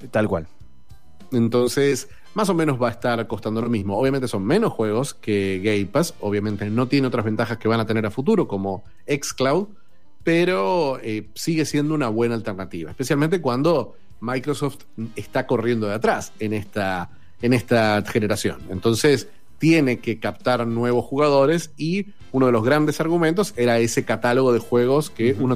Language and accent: Spanish; Argentina